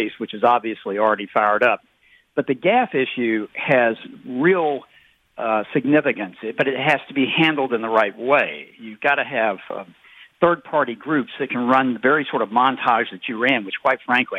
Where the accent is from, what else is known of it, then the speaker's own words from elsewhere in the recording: Atlanta, Georgia, United States; I'm from Atlanta